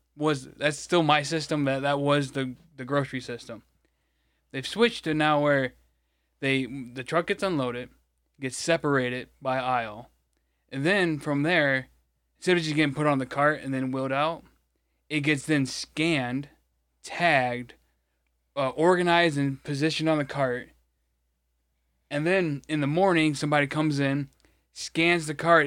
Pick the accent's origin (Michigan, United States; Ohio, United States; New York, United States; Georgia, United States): Michigan, United States; it's not my city, but it's, you know, my state